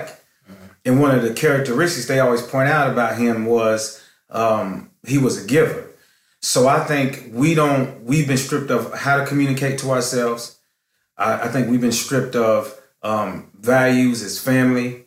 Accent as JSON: {"language": "English", "town": "Cleveland", "region": "Tennessee", "country": "United States", "tie": "born or raised there", "also_born_or_lived": "Minneapolis, Minnesota", "moved": "as an adult", "lives_now": "Los Angeles, United States", "said": "I'm born and raised in Cleveland, Tennessee"}